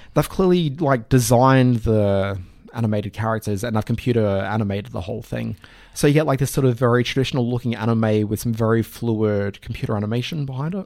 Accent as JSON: {"language": "English", "town": "Adelaide", "region": "South Australia", "country": "Australia", "tie": "born or raised there", "also_born_or_lived": "Brisbane", "moved": "yes", "said": "kid growing up in Adelaide"}